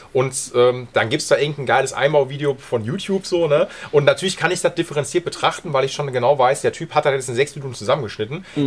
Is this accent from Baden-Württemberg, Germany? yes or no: no; Essen, North Rhine-Westphalia, Germany; ich bin auch Essener